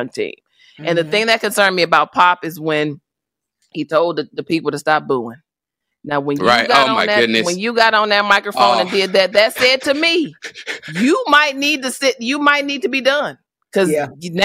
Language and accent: English; Chicago, Illinois, United States; I'm from Chicago.